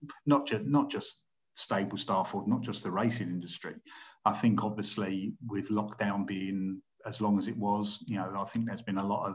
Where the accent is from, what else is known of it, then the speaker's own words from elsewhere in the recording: London, United Kingdom; I was brought up in Southwest London, quite close to Epsom